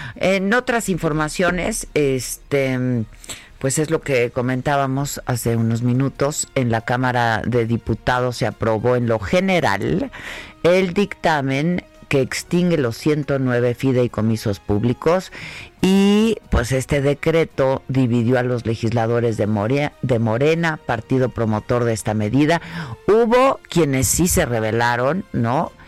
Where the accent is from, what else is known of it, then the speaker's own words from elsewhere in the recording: Mexico; así somos los mexicanos